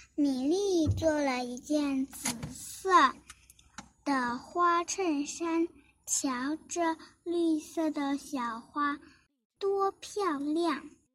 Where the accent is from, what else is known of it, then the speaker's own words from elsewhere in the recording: Xiamen, Fujian, China; 我今年五岁半了，啊，我来自厦门